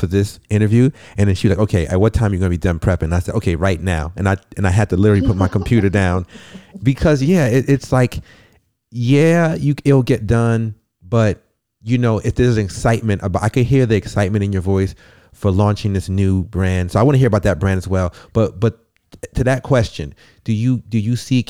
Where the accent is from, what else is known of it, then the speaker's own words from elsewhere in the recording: New York, United States; I'm also from the projects. I come from Bronx Ripper Projects in New York